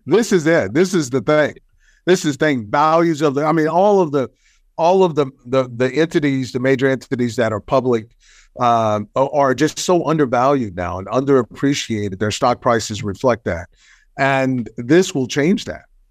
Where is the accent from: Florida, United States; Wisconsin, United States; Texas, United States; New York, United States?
Texas, United States; I'm from Texas.